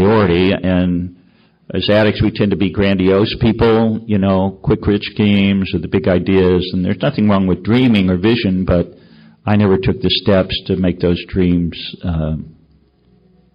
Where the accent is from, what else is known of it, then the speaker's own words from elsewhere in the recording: Chicago, Illinois, United States; I'm from Chicago.